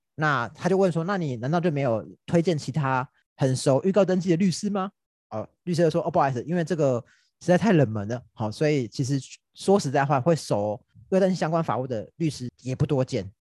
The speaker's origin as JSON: {"language": "Chinese", "country": "Taiwan", "said": "因为大家以我们台湾人的情况来说，很少会这种把话讲那么明的情况。"}